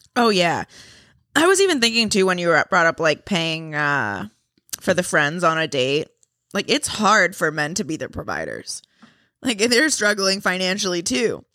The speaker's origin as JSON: {"language": "English", "town": "Boston", "region": "Massachusetts", "country": "United States", "accent": "Boston", "said": "My Boston accent comes back"}